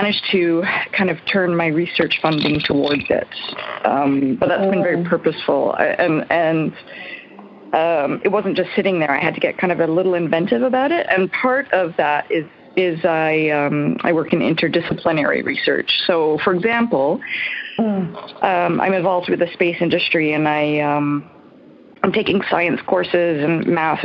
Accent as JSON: {"language": "English", "region": "Newfoundland and Labrador", "country": "Canada", "said": "I'm from Newfoundland. currently calling from Cornerbrook"}